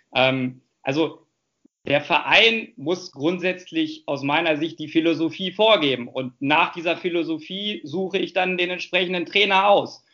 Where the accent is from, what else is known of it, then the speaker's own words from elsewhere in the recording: Hanover, Lower Saxony, Germany; Hannover ist meine Heimatstadt. Äh, hier lebe ich auch mit meiner Familie zusammen